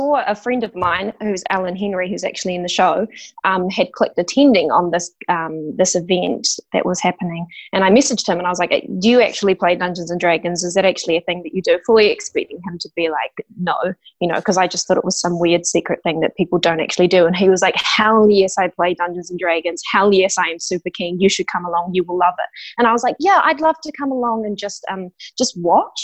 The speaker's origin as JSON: {"language": "English", "town": "Christchurch", "region": "Canterbury", "country": "New Zealand", "tie": "born or raised there", "moved": "as an adult", "lives_now": "Wellington, New Zealand", "said": "I'm actually from Christchurch originally. Right. Yep. Well, I was born in Wellington and then moved down to Christchurch. So I guess I consider myself kind of a Christchurch girl."}